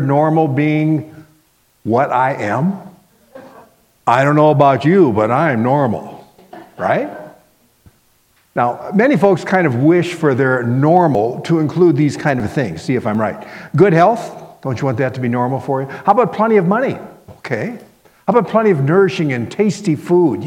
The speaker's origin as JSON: {"language": "English", "town": "Miami", "region": "Florida", "country": "United States", "tie": "born or raised there", "also_born_or_lived": "Minnesota", "moved": "as an adult", "said": "I grew up in Miami, Florida"}